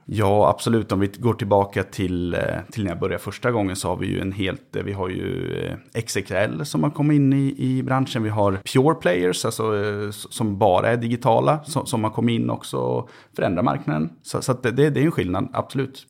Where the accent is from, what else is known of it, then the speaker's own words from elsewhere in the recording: Köping, Västmanland, Sweden; moved away; jag har inte varit hemma i Köping på nästan två år